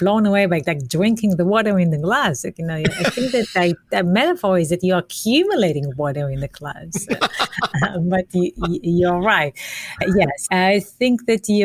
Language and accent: English; Israel; moved away; I'm from Israel